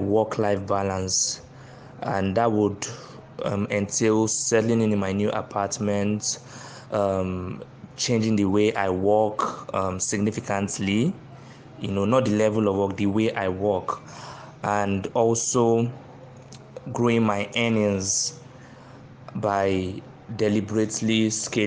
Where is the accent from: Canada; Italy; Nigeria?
Nigeria; Lagos; I'm from Abia State. I was born in Lagos, and I've lived most of my life in Lagos